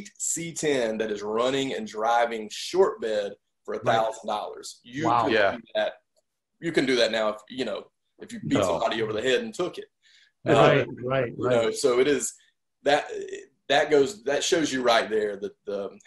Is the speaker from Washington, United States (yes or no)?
no; Cedartown, Georgia, United States; my hometown of Cedartown, Georgia, which is, I live about an hour away from there now